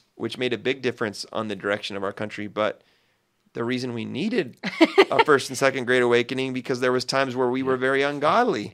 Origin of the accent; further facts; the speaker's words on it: United States; as an American